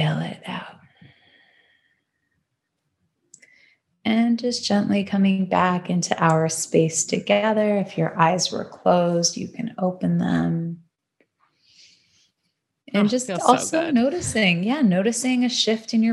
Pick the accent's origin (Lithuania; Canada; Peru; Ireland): Canada; also born or lived in Toronto; now in Los Angeles, United States; Still repping that Canada, because I'm a Canadian girl at heart